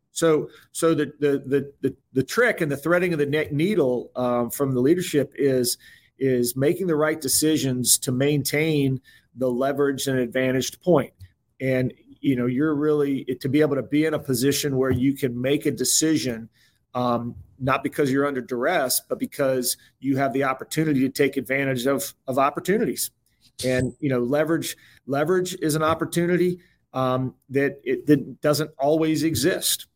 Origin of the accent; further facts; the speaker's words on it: Tobacco Road, North Carolina, United States; I grew up on Tobacco Road